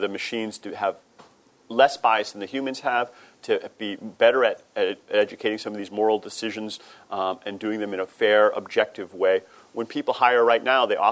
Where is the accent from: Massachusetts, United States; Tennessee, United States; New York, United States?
Massachusetts, United States; Boston; my hometown of Boston, Massachusetts